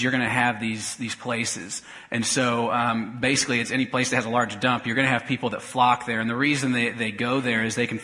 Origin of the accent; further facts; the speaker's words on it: Topeka, Kansas, United States; moved away as an adult; I grew up in Topeka and moved away about 6 years ago to go to seminary